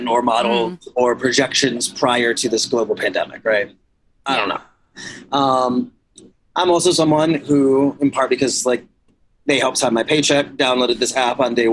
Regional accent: Cleveland, Ohio, United States; moved away; I'm from Cleveland originally

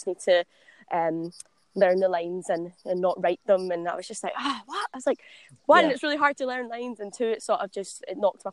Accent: Renfrew, Scotland, United Kingdom; moved away as an adult; also born or lived in Guildford; now in London, United Kingdom; I wanted to get out of Glasgow, and I wanted to go and sort of live on my own. I mean, I moved down here when I was 18.

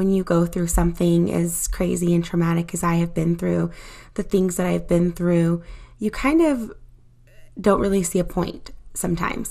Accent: Utah, United States; I was born in Utah to my parents

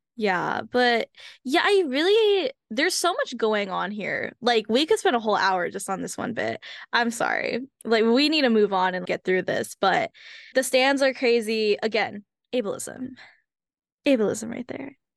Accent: United States; I am Asian American. I am Hmong American specifically

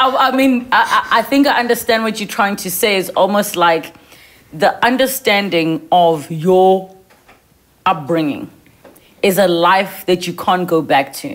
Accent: South Africa; you and I, as young South African women

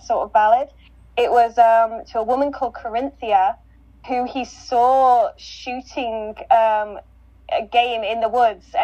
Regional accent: West Midlands, United Kingdom; We used to have a tradition actually in my hometown

